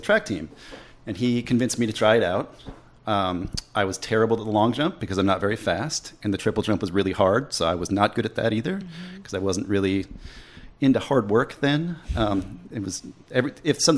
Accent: just north of Minneapolis, Minnesota, United States; moved away as an adult; now in Winston-Salem, United States; I grew up just north of Minneapolis, Minnesota. Okay. I lived there until I was 18

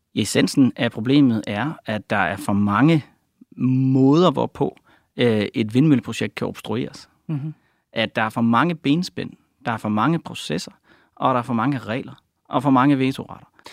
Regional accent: Denmark; jeg er selv fra Jylland

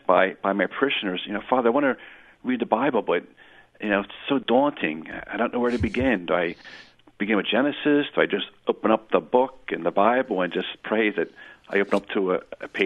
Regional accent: Philadelphia, Pennsylvania, United States; I grew up in Philadelphia, as I told you in the past, and with a very, very Catholic household.

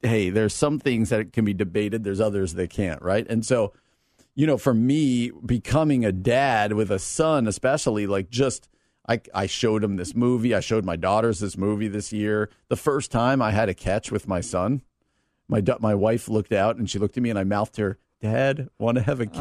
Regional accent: New Jersey, United States; moved away as an adult; also born or lived in Wheaton, Illinois; now in Downers Grove, United States; I grew up in New Jersey, came out to college at Wheaton.

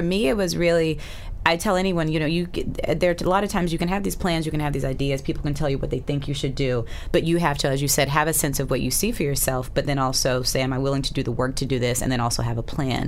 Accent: Alabama, United States; moved away; also born or lived in Boston; I again grew up in Alabama. I was born in Boston

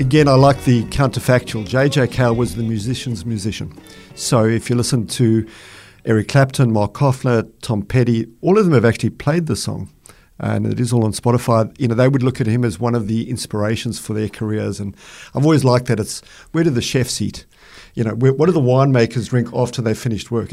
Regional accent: Boksburg, Gauteng, South Africa; moved away as an adult; now in Australia; my life growing up in Boksburg in South Africa, which is a small mining town

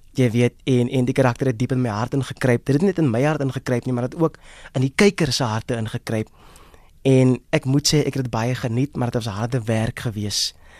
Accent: Worcester, Western Cape, South Africa; moved away as an adult; now in Johannesburg, South Africa; Ek is van Woester. Hmm? In die Boland oorspronklik van Woester daar in die Weskaap, van die Boland. So dis waar ek oorspronklik vandaan kom. Daar groot geword, uh, skool gegaan en gematrikuleer daar.

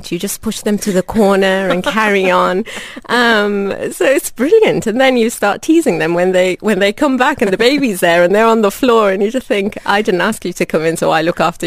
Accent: London, United Kingdom; moved away as an adult; also born or lived in North West England; now in Dubai, United Arab Emirates; I am from a Sudanese background. I was born in North London, and I trained in the northwest of England.

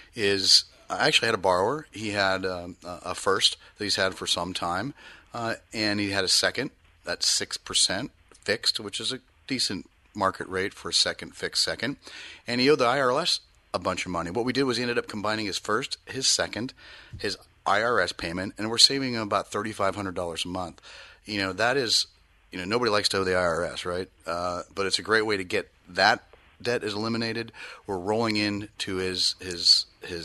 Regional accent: East Bay, Bay Area, California, United States; now in Sacramento region, United States; I grew up in the Bay Area in the East Bay

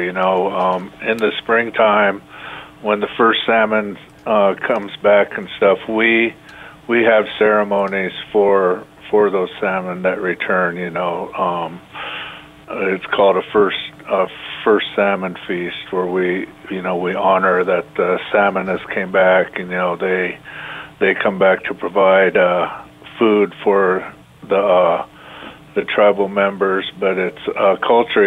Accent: Umatilla Reservation, Eastern Oregon, United States; I was raised on the Umatilla Reservation in Eastern Oregon

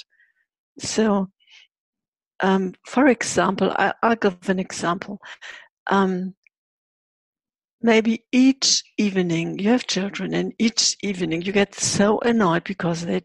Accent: Hamburg, Germany; I was born in January 51. And Hamburg was still totally bombed.

